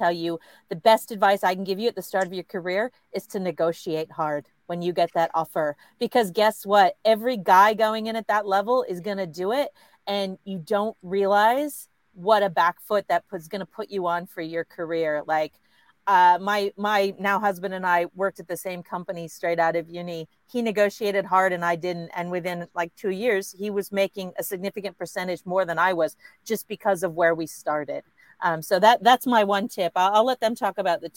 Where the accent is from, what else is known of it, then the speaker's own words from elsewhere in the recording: United States; now in Australia; as an American